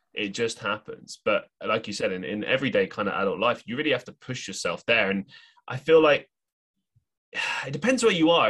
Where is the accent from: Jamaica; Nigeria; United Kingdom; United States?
United Kingdom; London; moved away as an adult; when I moved to go to university, I at least went somewhere that was away from London